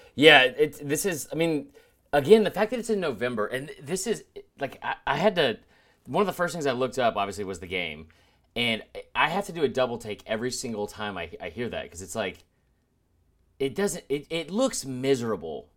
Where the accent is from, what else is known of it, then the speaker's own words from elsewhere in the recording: Georgia, United States; growing up in Georgia, I listened to Munson all the time